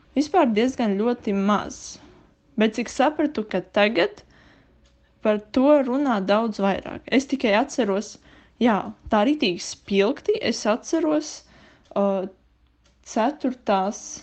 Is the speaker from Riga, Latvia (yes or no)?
no; Liepāja, Kurzeme, Latvia; es esmu no Liepājas.